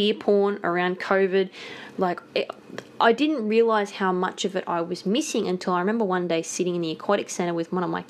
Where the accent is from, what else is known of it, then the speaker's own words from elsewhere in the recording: Blue Mountains, New South Wales, Australia; grew up in the Blue Mountains, so every summer it was bushfire season.